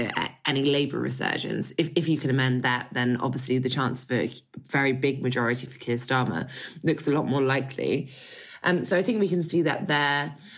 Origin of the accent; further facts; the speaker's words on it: Scotland, United Kingdom; I say this as someone who was born in Scotland, has lived my life, even though my accent doesn't suggest it, perhaps, from my English parents.